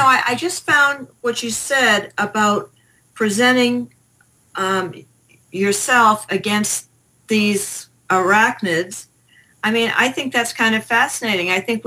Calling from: Henderson, Nevada, United States; Well, actually, I fudge a little bit. I'm actually in Henderson, but just a couple blocks.

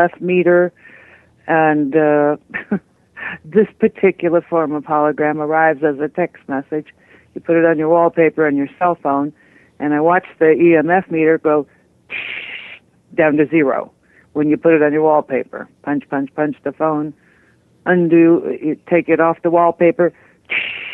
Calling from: Colorado, United States; I'm calling from Colorado.

